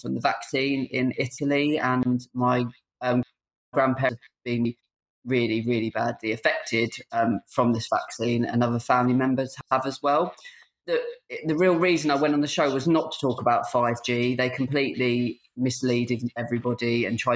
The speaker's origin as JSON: {"language": "English", "town": "Tunbridge Wells", "region": "South East England", "country": "United Kingdom", "said": "I'm from Tunbridge Wells."}